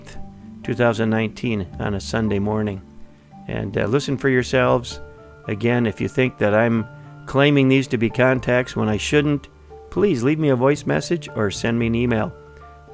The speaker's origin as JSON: {"language": "English", "region": "Minnesota", "country": "United States", "tie": "born or raised there", "said": "from Worthington, Minnesota, my home state"}